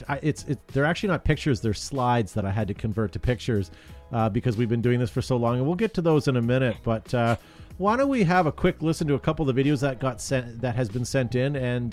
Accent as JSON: {"language": "English", "country": "Canada", "said": "because we're Canadian and we're charming"}